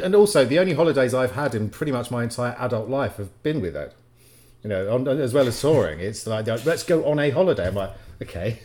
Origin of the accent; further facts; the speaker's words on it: Bury St Edmunds, East of England, United Kingdom; moved away as an adult; also born or lived in Leeds; I grew up in Brest Evans, actually not far from where Ed did